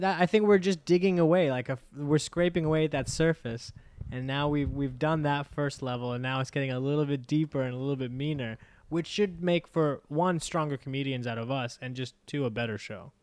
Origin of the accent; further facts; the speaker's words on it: United States; as an American